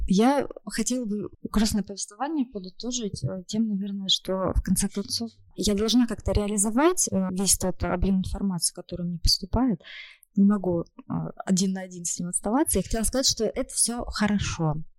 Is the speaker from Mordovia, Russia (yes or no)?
no; Krasnodar Krai, Russia; now in Moscow, Russia; кубаноидом я себя ощущаю